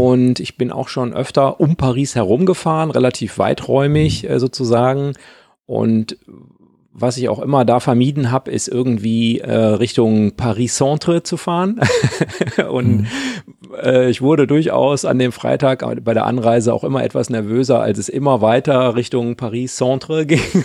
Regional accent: North Rhine-Westphalia, Germany; moved away as an adult; now in Rhineland, Germany; ich stamme ja auch aus Westfalen

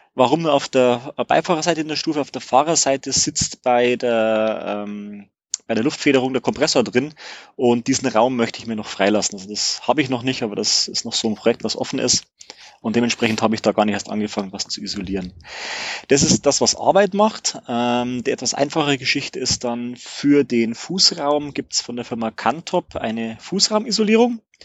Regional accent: Regensburg, Bavaria, Germany; ich komme aus Regensburg

